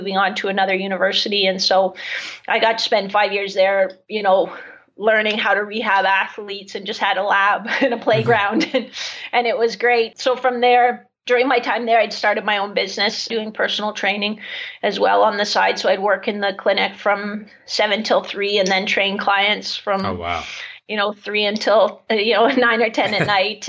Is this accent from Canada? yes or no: yes; London, Ontario, Canada; I'm from London, Ontario